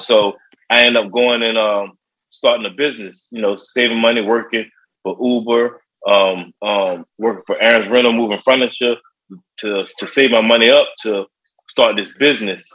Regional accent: Virginia Beach, Virginia, United States; also born or lived in Chicago; I was raised around an area called uh, Bayside

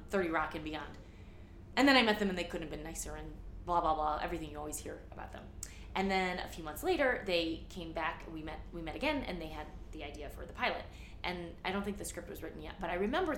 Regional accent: St. Louis, Missouri, United States; moved away; also born or lived in New York; I grew up in St. Louis in like a leafy suburb

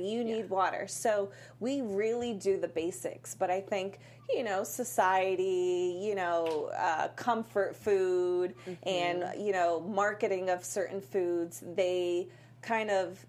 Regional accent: Worcester, Massachusetts, United States; moved away; I'm a small town girl from Worcester, Massachusetts.

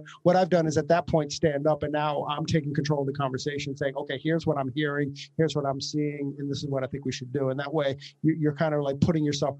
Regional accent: New York, United States; Oh, I'm from New York.

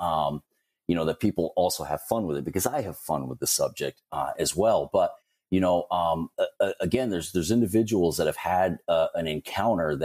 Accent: Northern Vermont, United States; I was born and raised in Vermont

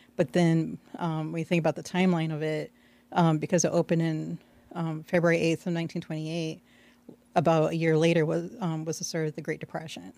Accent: Aurora, United States; I was born and raised in Aurora, east side of Aurora

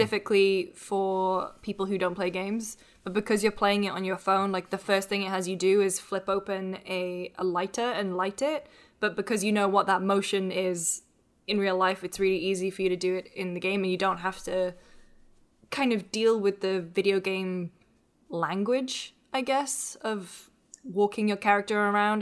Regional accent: United Kingdom; I'm British.

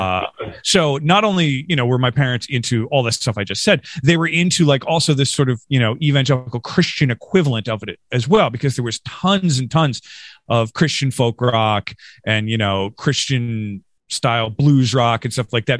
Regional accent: Rochester, New York, United States; also born or lived in Norristown, Pennsylvania / King of Prussia, Pennsylvania; now in Philadelphia, United States; I grew up in Western New York. Uh, I'm from Rochester, New York

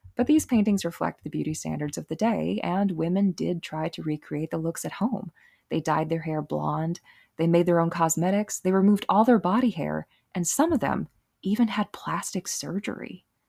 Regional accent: Rochester, Minnesota, United States; I come from Rochester, Minnesota

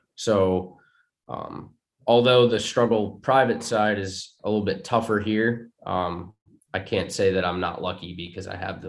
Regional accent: New York, United States; Maybe it's a little bit of softness growing up in New York

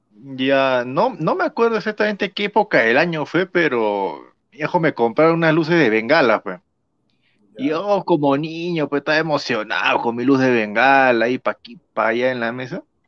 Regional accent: Tacna, Peru

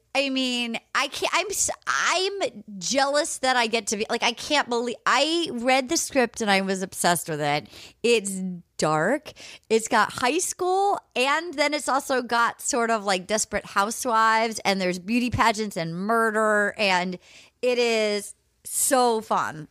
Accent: Rhode Island, United States; moved away; I'm from Rhode Island

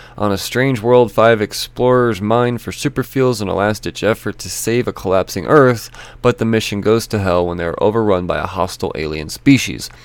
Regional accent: United States; me as an American

